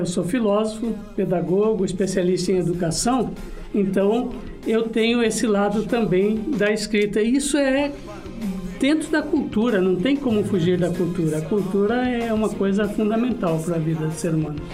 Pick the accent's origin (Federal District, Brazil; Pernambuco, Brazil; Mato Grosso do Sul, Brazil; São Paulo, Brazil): Mato Grosso do Sul, Brazil; Corumbá; moved away; Eu nasci em Corumbá, Mato Grosso do Sul